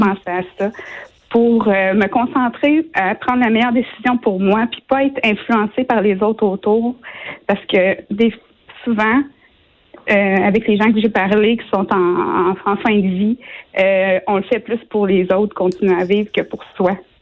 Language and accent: French; Shawinigan, Quebec, Canada